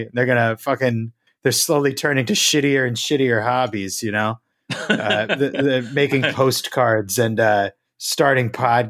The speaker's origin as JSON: {"language": "English", "town": "Philadelphia", "region": "Pennsylvania", "country": "United States", "said": "No, I am from the Philly area."}